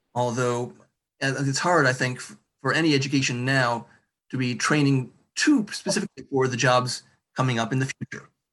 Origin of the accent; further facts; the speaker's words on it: Marshall, Michigan, United States; I'm from Marshall.